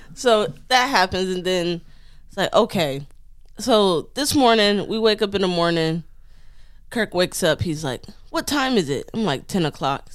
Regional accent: Detroit, Michigan, United States; moved away as an adult; also born or lived in Long Island; growing up in Detroit and then joining the military

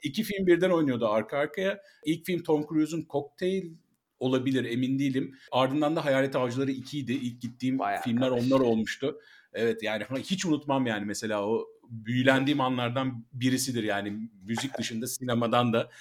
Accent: Bursa, Turkey; ben de Bursalıyım

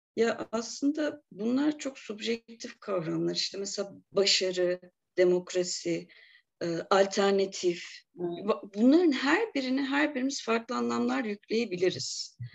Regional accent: Bursa, Turkey; moved away as an adult; also born or lived in Bulgaria; now in Eskişehir, Turkey; Bulgaristan göçmeniyiz biz. Bursa'da doğdum ben. Eskişehir'e gelişim üniversiteyle beraber oldu.

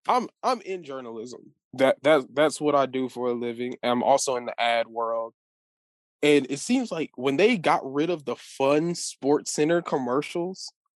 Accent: Texas, United States

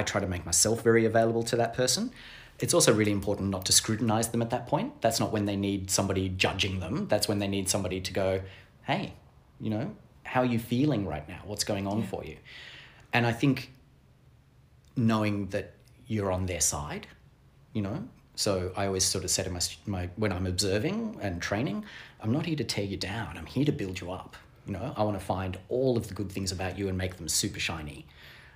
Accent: Australia; first language English; I'm Australian

